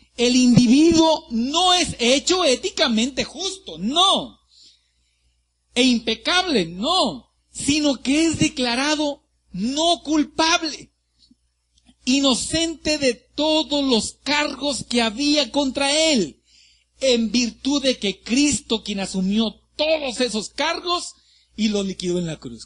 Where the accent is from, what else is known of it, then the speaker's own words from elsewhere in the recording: Ciudad Madero, Tamaulipas, Mexico; moved away; Yo soy de Ciudad Madero, Tamaulipas